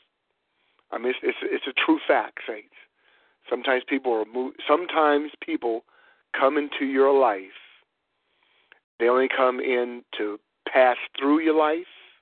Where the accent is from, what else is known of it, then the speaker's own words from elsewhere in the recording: Warren, Ohio, United States; growing up in Warren, Ohio, they had crab apple trees